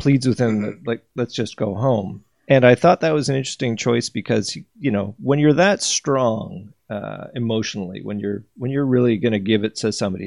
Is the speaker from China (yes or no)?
no; Canada; I'm from Canada